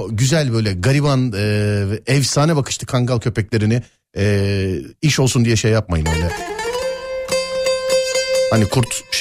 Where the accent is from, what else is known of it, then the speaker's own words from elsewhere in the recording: Sivas Province, Turkey; Sivaslı mısınız abi? Biz Sivaslıyız da.